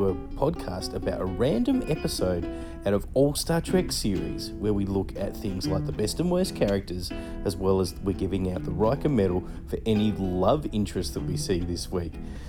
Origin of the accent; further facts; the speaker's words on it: Australia; I'm from Australia